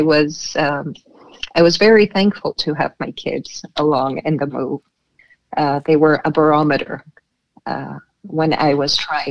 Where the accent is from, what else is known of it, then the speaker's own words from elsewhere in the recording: Canada; also born or lived in Boston, United States / Crete, Greece; now in Denmark; Being Canadian myself